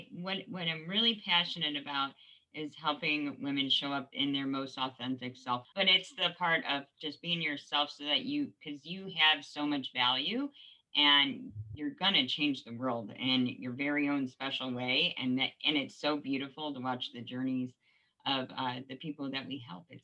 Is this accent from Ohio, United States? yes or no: yes; Geneva, Ohio, United States; I am from Northeast Ohio in a little town called Geneva. Absolutely love it here, born and raised.